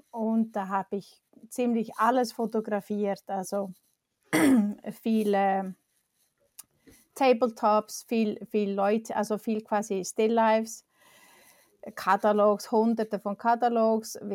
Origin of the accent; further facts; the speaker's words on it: Iceland; German is a second language; moved away; also born or lived in Switzerland; Ich komme aus Island